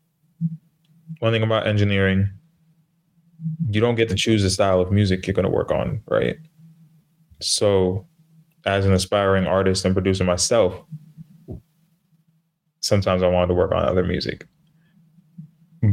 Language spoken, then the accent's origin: English; New York City, New York, United States; I'm from New York